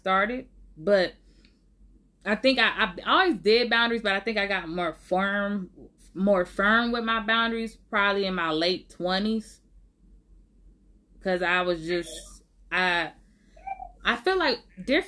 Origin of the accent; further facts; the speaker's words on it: Oakland, California, United States; I was born and raised in Oakland